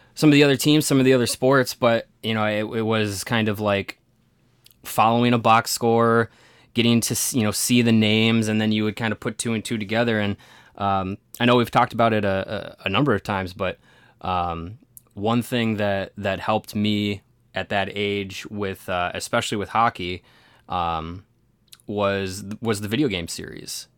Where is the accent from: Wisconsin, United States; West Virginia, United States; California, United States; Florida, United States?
Wisconsin, United States; Kenosha; I grew up in Kenosha.